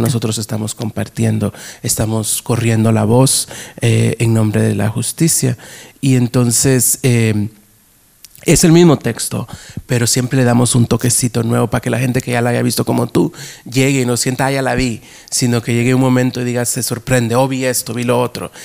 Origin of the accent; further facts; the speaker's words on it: New York, United States; moved away; also born or lived in Guatemala; cuando yo crecí en Nueva York en el teatro, porque yo empecé haciendo teatro en Nueva York